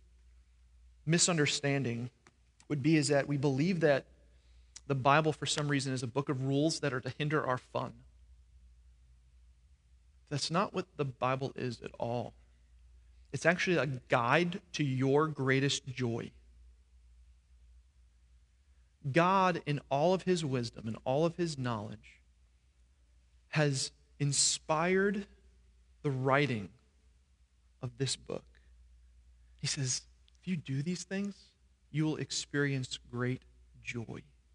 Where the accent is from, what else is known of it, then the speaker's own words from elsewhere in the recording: New York, United States; now in Florida, United States; I grew up in New York